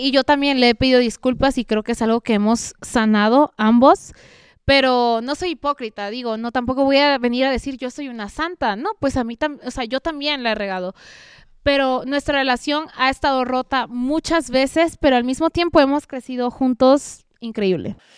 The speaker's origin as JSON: {"language": "Spanish", "region": "Veracruz", "country": "Mexico", "also_born_or_lived": "Mexico City", "said": "yo soy orgullosamente veracruzana"}